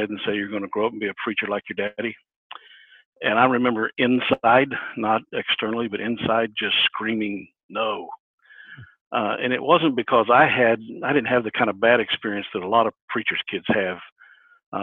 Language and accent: English; Brookville, Ohio, United States; I grew up here in Ohio, grew up in a little town called Brookville, which is over west of Dayton